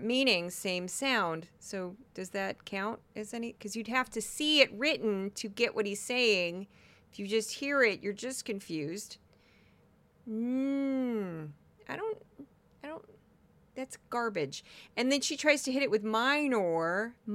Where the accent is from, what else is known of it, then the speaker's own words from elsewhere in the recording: Missouri, United States; I am from Missouri, or some people would say Missouri, if you're from the southern part of the state.